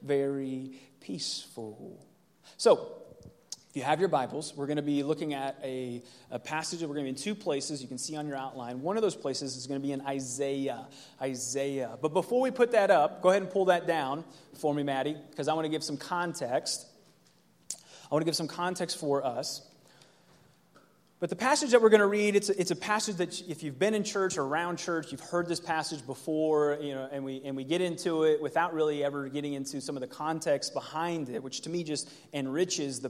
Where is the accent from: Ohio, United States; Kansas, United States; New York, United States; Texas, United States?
Ohio, United States; Cincinnati; moved away; it's where I grew up in Cincinnati, Ohio.